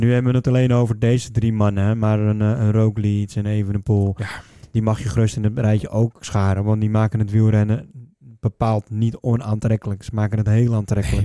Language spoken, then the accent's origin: Dutch; Netherlands; wij Nederlanders